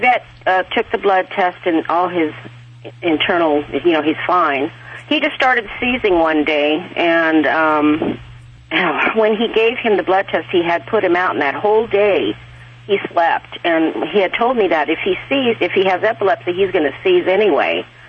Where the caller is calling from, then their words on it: Fresno, California, United States; Fresno, California.